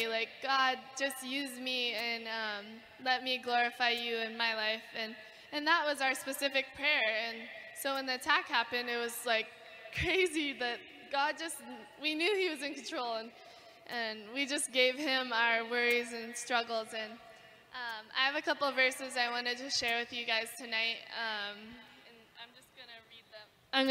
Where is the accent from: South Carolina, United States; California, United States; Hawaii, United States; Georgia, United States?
Hawaii, United States; Kauai; growing up in Hawaii is incredible